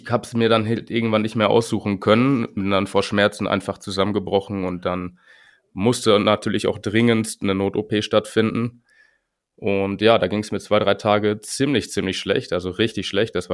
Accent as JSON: {"language": "German", "town": "Winterberg", "region": "North Rhine-Westphalia", "country": "Germany", "said": "Ich komme aus Winterberg."}